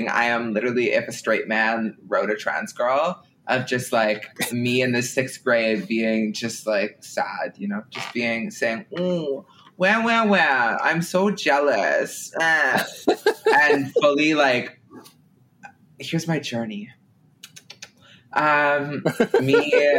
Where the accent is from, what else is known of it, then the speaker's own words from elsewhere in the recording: Ottawa, Ontario, Canada; moved away as an adult; now in Toronto, Canada; I'm from Ottawa